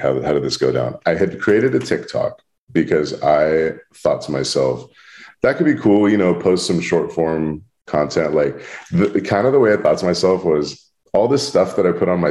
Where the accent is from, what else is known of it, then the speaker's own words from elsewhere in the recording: Bay Area, California, United States; moved away as an adult; now in Los Angeles, United States; being born and raised in the Bay